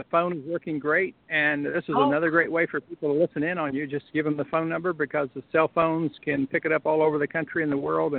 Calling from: Ohio, United States; also born or lived in North Carolina; I'm calling you from Ohio, but this number is from North Carolina.

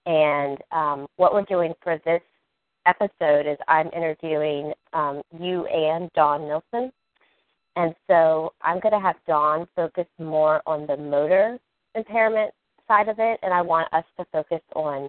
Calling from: Maryland, United States; I'm in Maryland.

